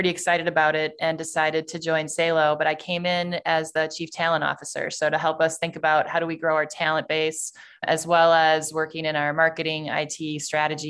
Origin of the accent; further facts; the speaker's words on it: Sheboygan, Wisconsin, United States; I grew up in Sheboygan, Wisconsin, which is about 60,000 people.